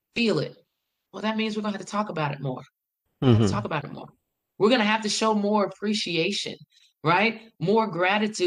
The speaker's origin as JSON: {"language": "English", "town": "Farmville", "region": "Virginia", "country": "United States", "tie": "born or raised there", "moved": "as an adult", "lives_now": "Greensboro, United States", "said": "I am from Farmville, Virginia. Farmville is in the heart of Virginia. It's in Prince Edward County"}